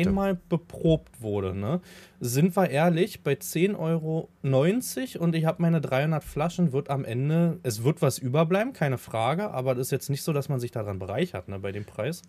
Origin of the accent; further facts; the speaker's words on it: Havelland, Brandenburg, Germany; ich komme ja aus dem Hafeland